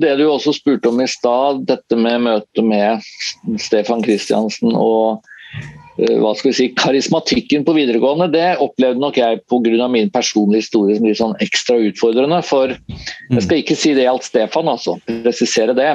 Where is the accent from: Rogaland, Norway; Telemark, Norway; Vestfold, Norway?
Vestfold, Norway; Tønsberg; moved away as an adult; jeg er fra Tønsberg, sånn uh, opprinnelig i Vestfold, men har jo ikke bodd der siden jeg var ferdig på, på videregående